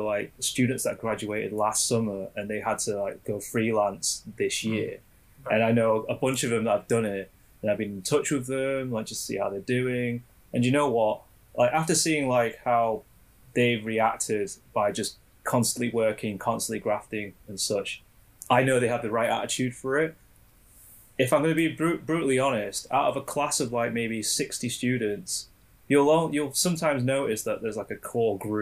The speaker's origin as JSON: {"language": "English", "town": "Sheffield", "region": "Yorkshire and the Humber", "country": "United Kingdom", "tie": "born or raised there", "said": "my hometown, Sheffield"}